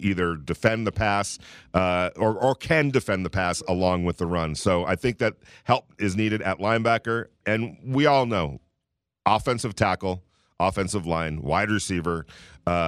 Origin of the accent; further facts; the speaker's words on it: Southern California, United States; also born or lived in New York; I grew up in Southern California